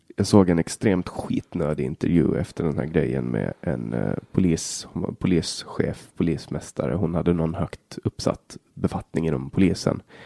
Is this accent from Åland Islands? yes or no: yes; Åland Islands; Hemma på Åland